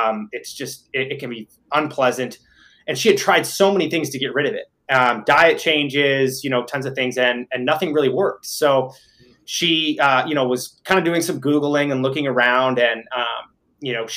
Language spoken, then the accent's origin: English; Midwest, United States; moved away; I'm originally from the Midwest